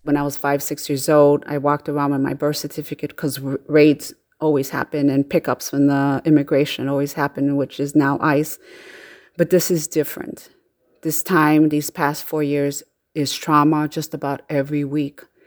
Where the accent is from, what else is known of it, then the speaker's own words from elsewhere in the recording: Chicago, Illinois, United States; I am from Chicago